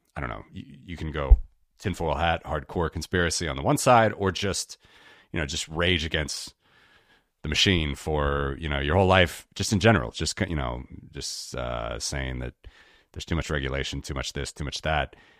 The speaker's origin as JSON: {"language": "English", "town": "Cincinnati", "region": "Ohio", "country": "United States", "tie": "born or raised there", "said": "my hometown named after the Great Cincinnati"}